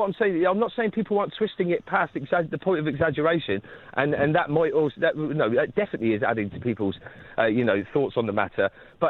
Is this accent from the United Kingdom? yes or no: yes; United Kingdom; maybe because we're British, then maybe we should take a bow